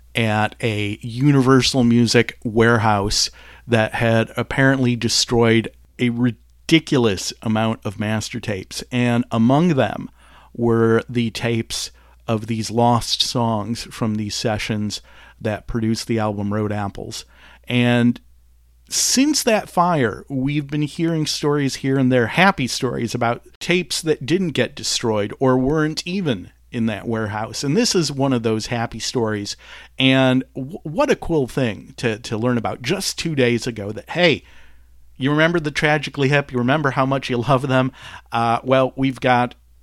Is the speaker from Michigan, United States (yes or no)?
yes; Detroit, Michigan, United States; growing up in Detroit, 20 minutes away from the Canadian border